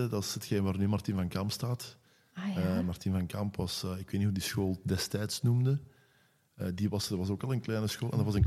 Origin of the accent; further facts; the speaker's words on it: Bree, Limburg, Belgium; born there; Ik ben geboren in Bree.